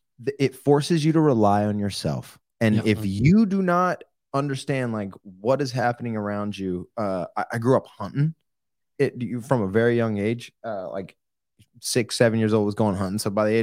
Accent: Oklahoma, United States; Growing up in Oklahoma and Hunter, you know how this is, being in like small towns. We got in a lot of fights.

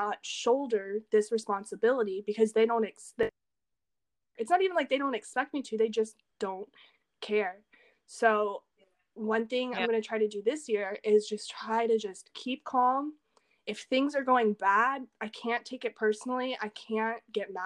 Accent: the South, United States; moved away as an adult; also born or lived in France; now in Seosan, South Korea; I come from the South

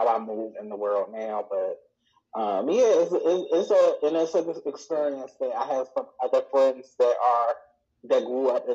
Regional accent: Baltimore, Maryland, United States; also born or lived in Columbus, Georgia; So I am from Baltimore. We moved to Baltimore when I was in the third grade, but I'm from Maryland, mm-hmm. From like the Baltimore, Washington metro area

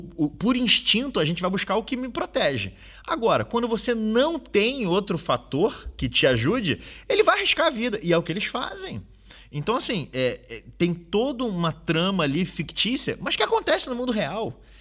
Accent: Rio de Janeiro, Brazil; now in Portugal; No Brasil, de onde eu venho, do Rio de Janeiro

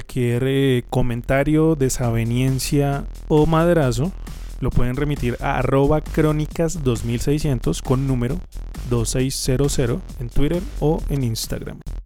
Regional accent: Colombia; nuestras montañas

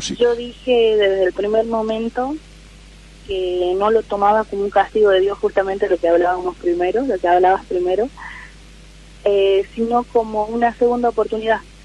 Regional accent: Salta, Argentina; Salta, de Oranzi.

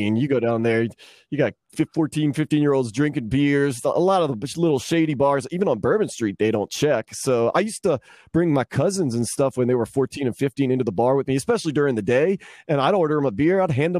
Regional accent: New Orleans, Louisiana, United States; Well, I mean, as far as that, I mean, it's definitely New Orleans, but I've spent more time.

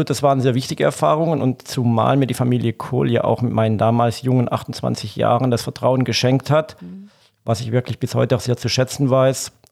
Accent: Donaueschingen, Baden-Württemberg, Germany; Ja, ursprünglich, ich bin im Schwarzwald geboren, genau in Donaueschingen, zwischen der Nähe von Freiburg, besser gesagt zwischen Freiburg und Bodensee. Und der Bodensee in der Richtung bin ich geboren, groß geworden, auf einem Bauernhof

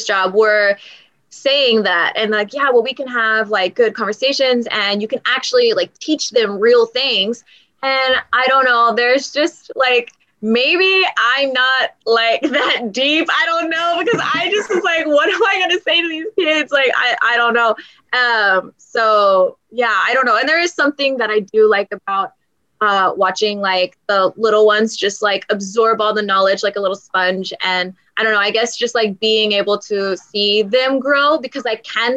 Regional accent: Texas, United States; now in Seoul, South Korea; I am from Texas and we have the coast there. So I grew up around going to the beach all the time.

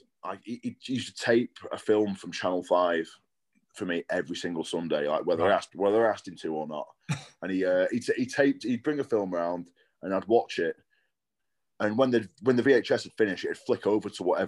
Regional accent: Blackpool, North West England, United Kingdom; I grew up in Blackpool, so not too far from you

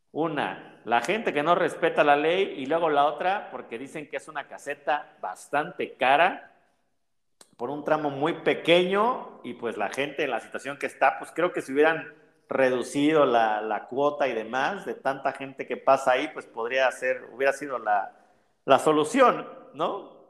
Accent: Mexico

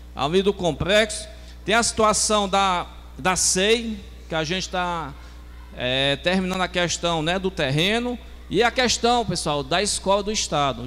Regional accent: Meruoca, Ceará, Brazil; da minha terra palestina

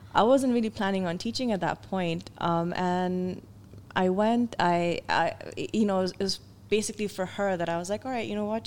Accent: Pakistan; moved away as an adult; I was back at uh, the National College of Arts, but they'd actually opened up a branch in my hometown.

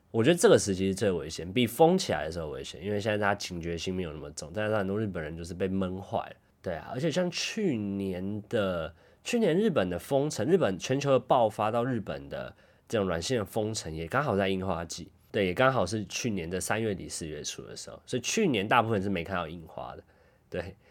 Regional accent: Taipei, Taiwan; now in Tokyo, Japan; 因为我台北人嘛

